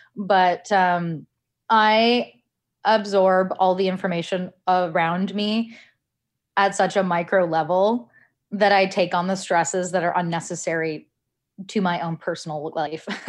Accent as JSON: {"language": "English", "country": "Canada", "tie": "born or raised there", "said": "I was born in Canada"}